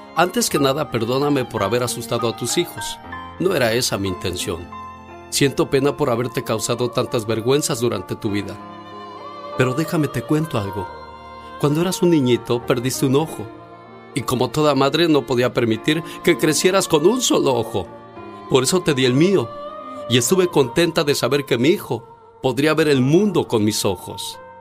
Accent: Villa Hidalgo, Jalisco, Mexico; now in California, United States; un día salí de Villa Hidalgo, Jalisco pero Villa Hidalgo, Jalisco nunca salió de mí.

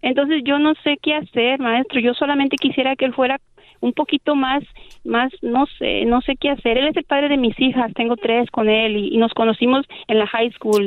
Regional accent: Mexico; yo soy mexicana

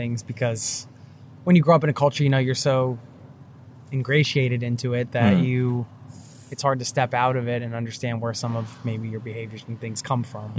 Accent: United States; moved away as an adult; now in Norway; That's hard to get used to as an American

